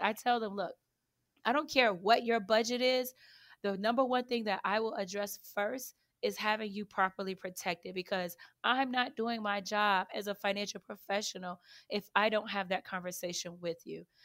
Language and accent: English; Chicago, Illinois, United States; I grew up on the south side of Chicago, so if you guys say I'm sounding funny or if I have a little accent, that's the reason why